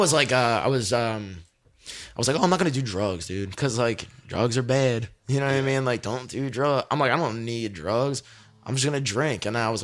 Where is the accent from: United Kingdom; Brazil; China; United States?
United States; Levittown; I'm from Levittown